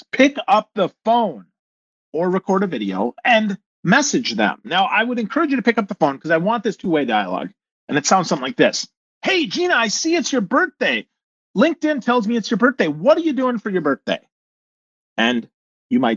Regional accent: Crivitz, Wisconsin, United States; moved away as an adult; also born or lived in Milwaukee, Wisconsin; I'm from Crivitz, Wisconsin, population 996.

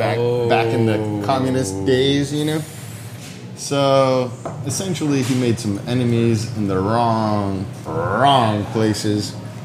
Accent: United States; also born or lived in Bulgaria; I'm fucking American. I spent most of my life here, and like I can't believe they just attacked my country.

